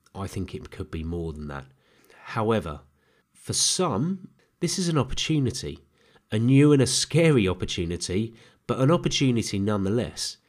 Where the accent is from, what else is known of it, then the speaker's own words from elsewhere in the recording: Herne Bay, South East England, United Kingdom; also born or lived in Lambeth, London / Peckham, London; move out of London to Kent. And my dad had been stationed in Canterbury, he found a home in a little seaside town called Herne Bay.